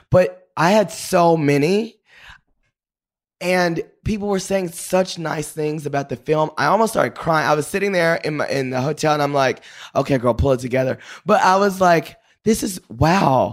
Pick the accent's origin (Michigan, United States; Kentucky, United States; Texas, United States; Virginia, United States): Texas, United States; Paris; also born or lived in Dallas; I grew up in Paris, Texas.